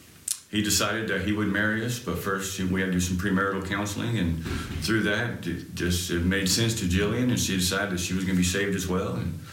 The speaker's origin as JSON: {"language": "English", "region": "California", "country": "United States", "tie": "born or raised there", "moved": "as an adult", "lives_now": "Tennessee, United States"}